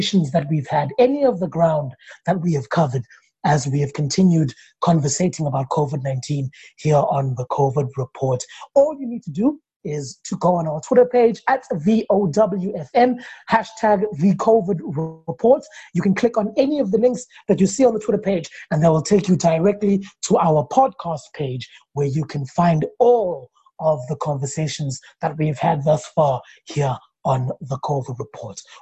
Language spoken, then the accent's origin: English; South Africa; the South African that I am